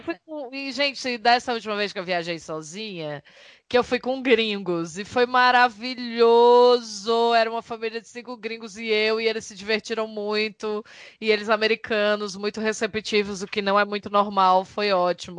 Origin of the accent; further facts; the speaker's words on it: Brazil; nós quatro somos brasileiros